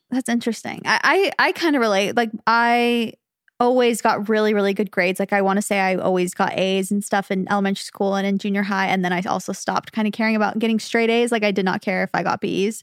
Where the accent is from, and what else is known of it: Phoenix, Arizona, United States; born or raised there; moved away as an adult; now in California, United States